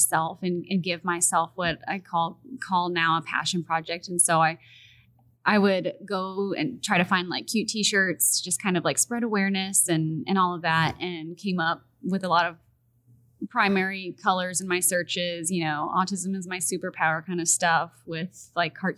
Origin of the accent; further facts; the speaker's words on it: Houston, Texas, United States; also born or lived in Pittsburgh; in Houston, we don't have a lot of twang. Like, at least where I was born and raised, there's not a lot of twang